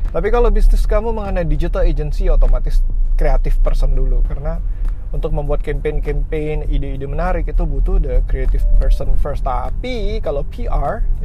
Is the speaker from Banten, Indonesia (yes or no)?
yes; Tangerang, Banten, Indonesia; gue anak Tangerang well lahir lahir sih nggak di sini cuman dari kecil dan sampai sekarang tinggal di kota Tangerang